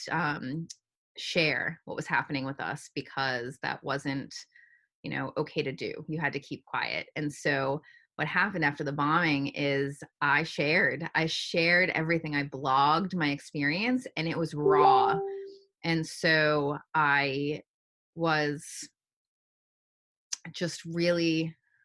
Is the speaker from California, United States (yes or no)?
no; New Hampshire, United States; moved away as an adult; now in Boston, United States; I grew up in a small neighborhood as part of the city, and then lived in New Hampshire for most of my childhood